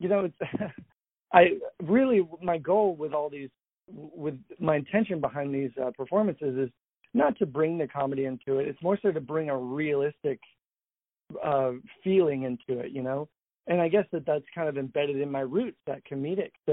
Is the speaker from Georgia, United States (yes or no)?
yes; Atlanta, Georgia, United States; I grew up in Atlanta, Georgia